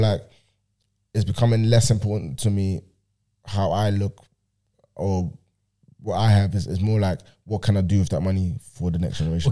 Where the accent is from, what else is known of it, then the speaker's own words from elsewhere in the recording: Vienna, Austria; moved away; in Vienna right now, in my hometown